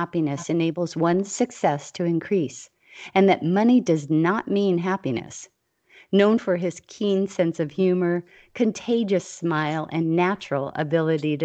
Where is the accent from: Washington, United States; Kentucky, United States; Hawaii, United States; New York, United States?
Hawaii, United States; I was a kid growing up in Hawaii